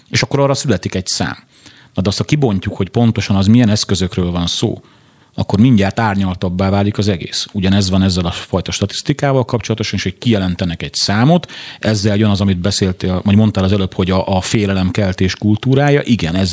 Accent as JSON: {"language": "Hungarian", "region": "Pest", "country": "Hungary", "said": "én ugye mivel Pest megyei vagyok, a Pest megyei kapit, rendőrfőkapitányság, és ott elbírálják"}